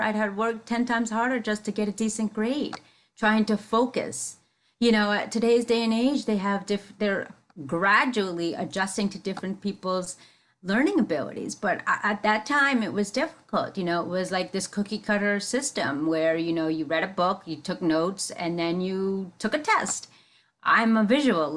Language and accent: English; United States; first language English; I grew up in the metropolitan area, tri-state area